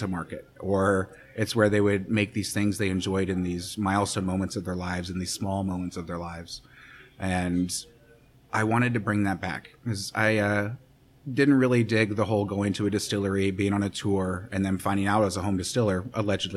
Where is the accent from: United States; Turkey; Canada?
United States; Kansas City, Missouri; also born or lived in Arkansas / San Francisco; I grew up in Kansas City. This is where I'm from.